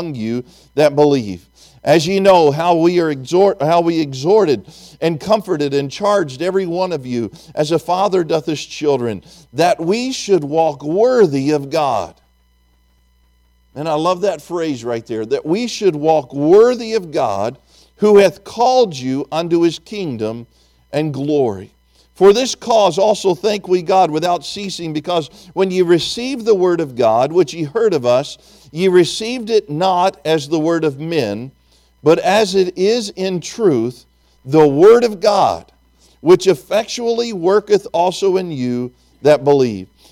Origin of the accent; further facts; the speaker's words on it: Tennessee, United States; I'm from Tennessee